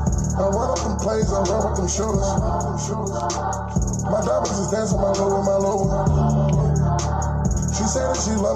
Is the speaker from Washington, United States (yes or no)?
no; Staten Island, New York, United States; also born or lived in Antigua; So I'm from a third world country, and then we moved to the hood, which is Park Hill.